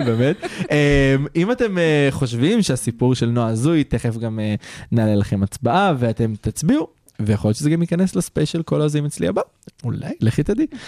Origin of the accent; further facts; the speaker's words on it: Israel; אנחנו גברים ישראלים